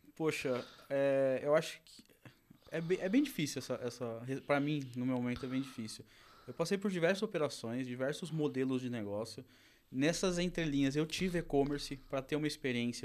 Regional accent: interior of São Paulo, Brazil; eu também sou do interior de São Paulo

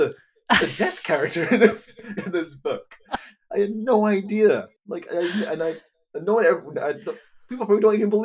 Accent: England, United Kingdom; growing up in England

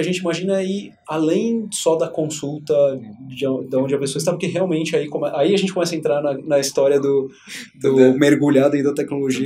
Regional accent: São Paulo, Brazil; nasci aqui em São Paulo, cresci numa família super tradicional

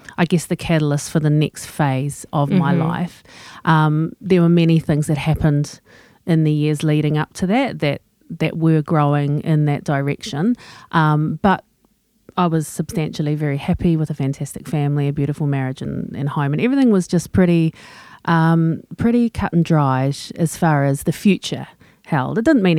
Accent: England, United Kingdom; So, you know, I'm English. I keep calm and carry on.

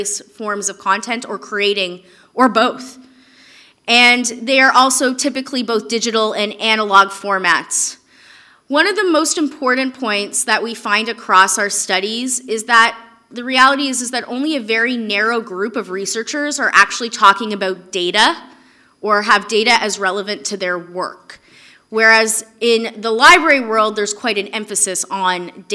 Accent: Canada; I'm Canadian

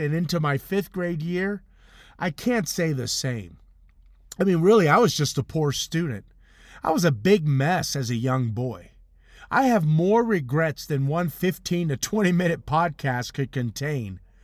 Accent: Compton, California, United States; In my living room where I grew up in Compton, California

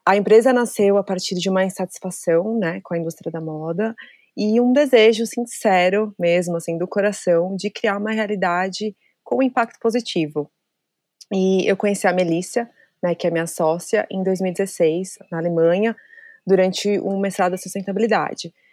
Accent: São Paulo, Brazil; moved away as an adult; now in Berlin, Germany; eu sou de São Paulo

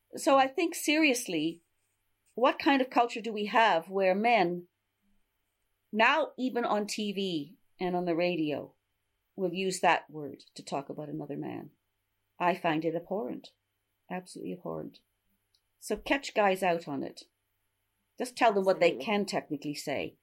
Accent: Canada; moved away as an adult; now in London, United Kingdom; I'm a Canadian. I've lived in London 50 years. I came to hang out in Europe

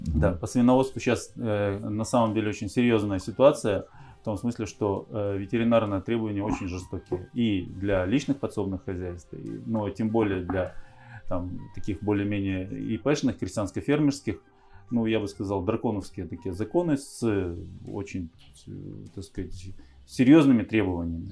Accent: Urzhum District, Kirov Oblast, Russia; also born or lived in Moscow, Russia; мы переехали в деревню. Сначала это был Уржумский район

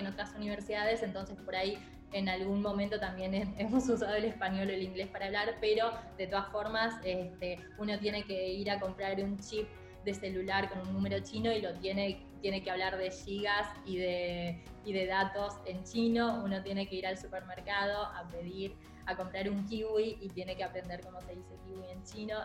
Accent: Argentina; also born or lived in China; mi cultura eh, como argentina eh, en, en China

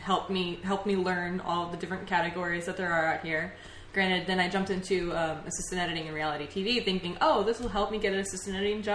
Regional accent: Tennessee, United States; moved away as an adult; Yeah, I'm from Tennessee

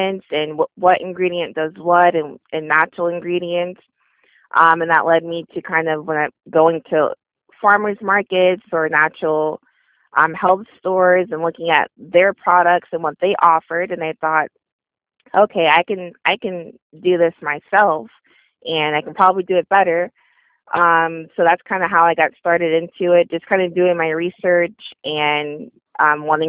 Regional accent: Orlando, Florida, United States; I'm from Orlando, Florida

